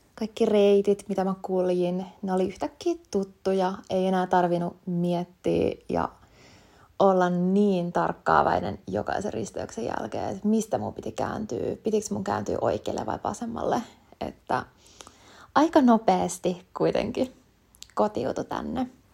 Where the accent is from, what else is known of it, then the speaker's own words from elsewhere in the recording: Kotka, Kymenlaakso, Finland; moved away as an adult; now in Helsinki, Finland; mä oon alun perin Kotkasta kotoisin, eli kuitenkin täältä Etelärannikon puolelta